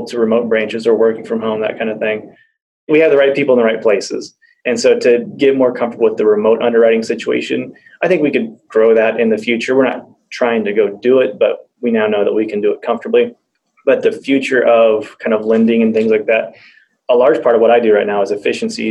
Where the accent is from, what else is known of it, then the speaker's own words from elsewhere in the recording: Wichita, Kansas, United States; also born or lived in Bartlesville; We're from Wichita.